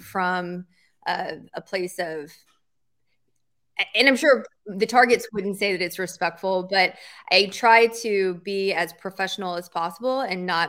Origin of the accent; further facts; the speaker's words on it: Tennessee, United States; moved away; I am from Tennessee.